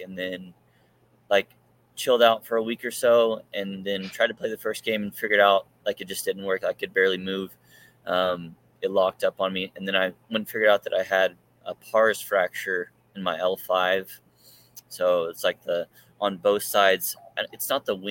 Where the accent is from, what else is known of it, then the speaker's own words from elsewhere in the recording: Ardmore, Oklahoma, United States; now in Norman, United States; I'm from Ardmore, Oklahoma, which is like southern Oklahoma